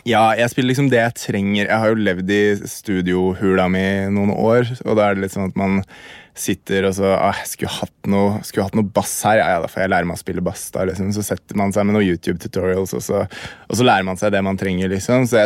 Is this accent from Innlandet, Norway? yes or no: yes; Hamar, Innlandet, Norway; Jeg er fra Hamar